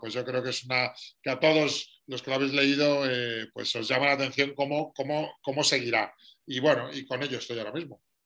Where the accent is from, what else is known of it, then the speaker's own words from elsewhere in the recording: Madrid, Community of Madrid, Spain; Soy madrileño de 49 años